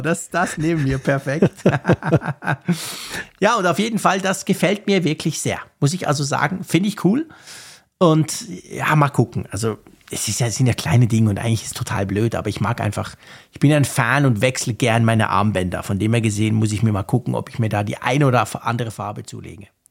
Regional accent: Bern, Switzerland

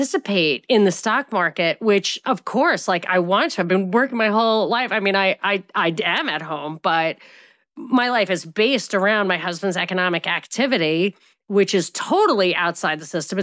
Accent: United States; I'm American

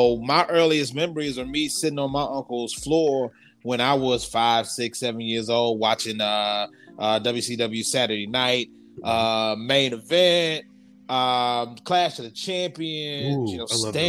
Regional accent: Louisiana, United States; I'm from the South. I live in Louisiana. I was born and raised here.

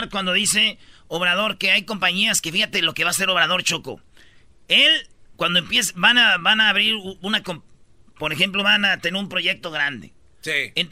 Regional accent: Mexico; yo soy de México, la tierra, el país, costumbres, tradiciones

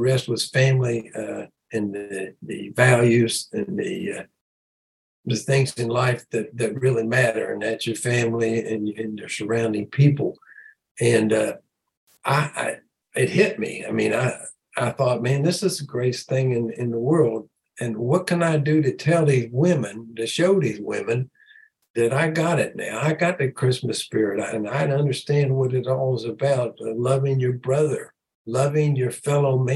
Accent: London, Ohio, United States; I was a small town, London, Ohio, and really nobody had anything

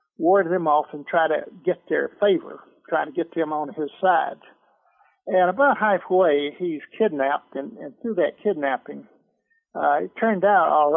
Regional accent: Atlanta, Georgia, United States; I'm a Georgia boy. I was born in Atlanta, and I lived in the metro Atlanta all my life

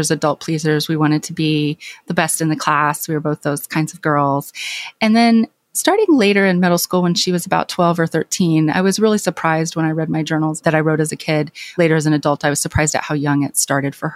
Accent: Clinton, Arkansas, United States; moved away; my hometown

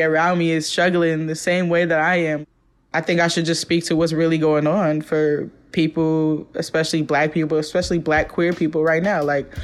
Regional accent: Oakland, California, United States; born or raised there; moved away as an adult; now in Brooklyn, New York, United States

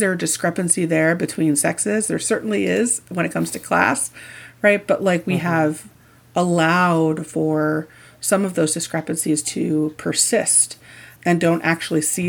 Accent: Indiana, United States; I grew up in Indiana.

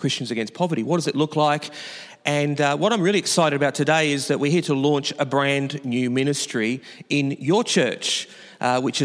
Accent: Newcastle, New South Wales, Australia; I come from Newcastle, which is the capital of New South Wales, above a little city called Sydney.

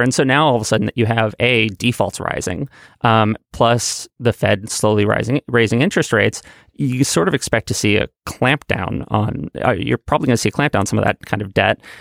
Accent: New York City, New York, United States; I grew up in Manhattan

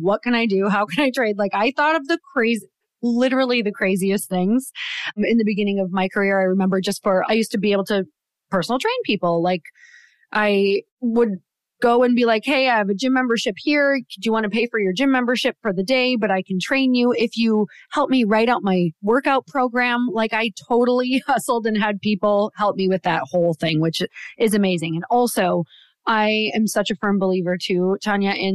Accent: Midwest, United States; I was raised in the Midwest

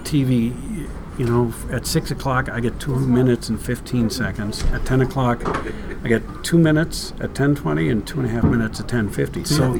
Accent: Waukesha, Wisconsin, United States; also born or lived in Oshkosh; I grew up in Waukesha.

